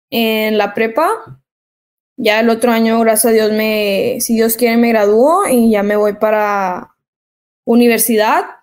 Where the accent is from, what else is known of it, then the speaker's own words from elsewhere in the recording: El Paso, Texas, United States; born there; porque mis hermanos y yo nacimos acá en Estados Unidos, nacimos en El Paso, Texas.